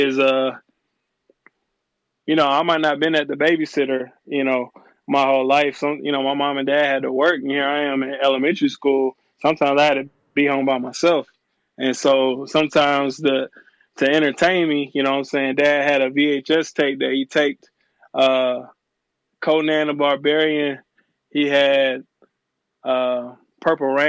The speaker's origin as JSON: {"language": "English", "town": "Port Arthur", "region": "Texas", "country": "United States", "tie": "born or raised there", "also_born_or_lived": "Houston, Texas / New Orleans, Louisiana", "moved": "yes", "lives_now": "Atlanta, United States", "said": "I was born in Port Arthur, Texas, raised there, and in Houston, Texas, New Orleans, and, you know, here in the A."}